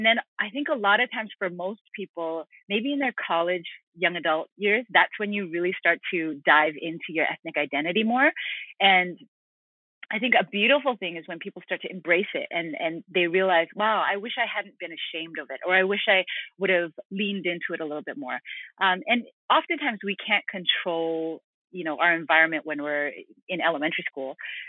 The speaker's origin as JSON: {"language": "English", "town": "Hamilton", "region": "Ontario", "country": "Canada", "tie": "born there", "said": "I was born in Hamilton."}